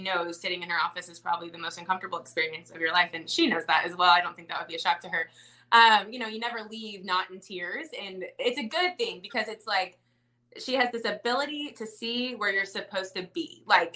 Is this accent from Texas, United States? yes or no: yes; Dallas, Texas, United States; moved away; I'm from Dallas